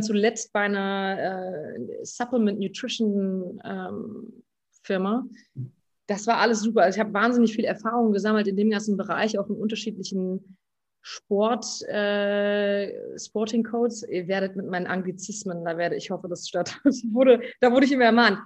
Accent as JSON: {"language": "German", "country": "Germany", "tie": "born or raised there", "moved": "as an adult", "said": "in meinem Heimatort"}